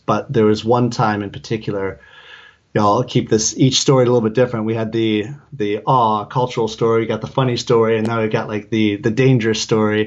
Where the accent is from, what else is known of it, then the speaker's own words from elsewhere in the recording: Detroit, Michigan, United States; moved away; it's Detroit.